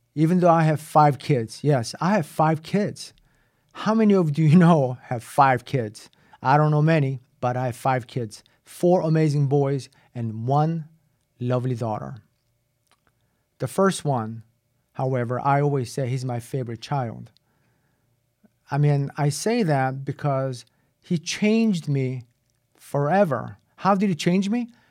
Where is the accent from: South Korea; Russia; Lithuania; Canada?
South Korea; also born or lived in Boston; now in United States; when I was growing up in Korea